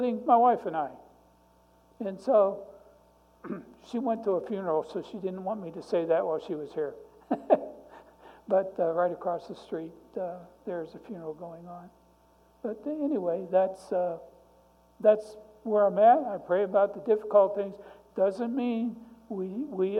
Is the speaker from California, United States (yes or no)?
no; Youngstown, Ohio, United States; now in McPherson, United States; I grew up in Youngstown, Ohio, 3 blocks from a steel mill